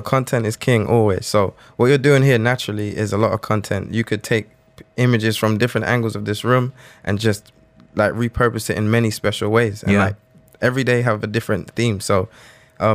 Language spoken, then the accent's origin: English; London, United Kingdom; accent: London; also born or lived in Atlanta; now in Dubai, United Arab Emirates; I'm from London, I'm like the London kid in Atlanta.